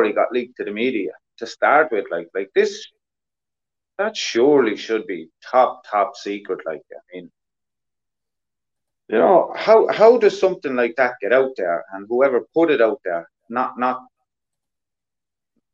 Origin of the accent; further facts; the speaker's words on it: Ireland; us Irish